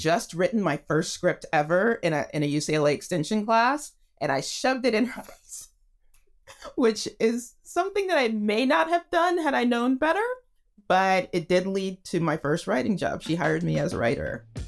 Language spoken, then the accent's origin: English; Texas, United States; moved away as an adult; now in Los Angeles, United States; I grew up in Texas